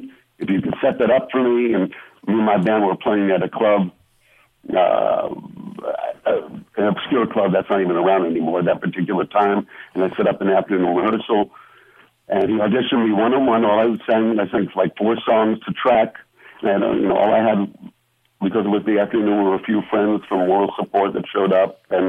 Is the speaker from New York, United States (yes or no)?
yes; New York City, New York, United States; also born or lived in Brooklyn, New York; now in Las Vegas, United States; I moved to Vegas in 74 with my parents moved us from New York, as you said. I was born in Brooklyn, raised in Queens.